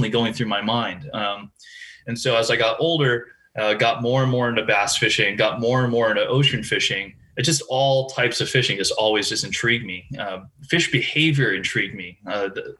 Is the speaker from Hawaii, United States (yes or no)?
yes; Hawaii, United States; moved away as an adult; also born or lived in Lake Wilson, Hawaii; I was born and raised there. I'm very much identify myself as, you know, a proud Hawaii born kid.